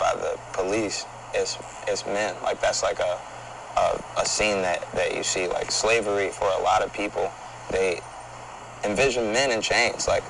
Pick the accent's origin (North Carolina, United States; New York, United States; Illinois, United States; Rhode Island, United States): Illinois, United States; Chicago; I'm from Chicago